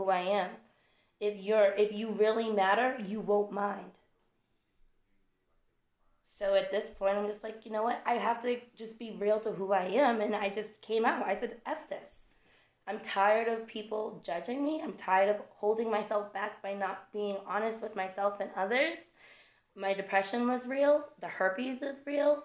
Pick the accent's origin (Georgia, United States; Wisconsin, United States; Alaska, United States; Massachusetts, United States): Massachusetts, United States; moved away as an adult; I'm from Massachusetts. I left Massachusetts.